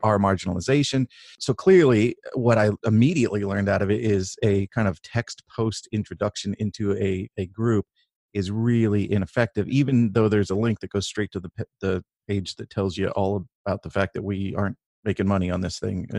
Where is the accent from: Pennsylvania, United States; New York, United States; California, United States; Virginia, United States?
California, United States; Northern; I grew up in in Northern California